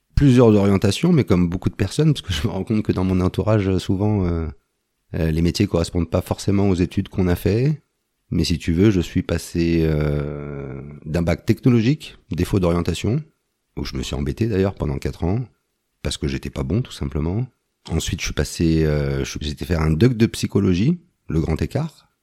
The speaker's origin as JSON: {"language": "French", "town": "Antony", "region": "Île-de-France", "country": "France", "tie": "born or raised there", "moved": "as an adult", "lives_now": "Isère, France", "said": "j'ai grandi de 0 à 22 ans, j'étais à Antony"}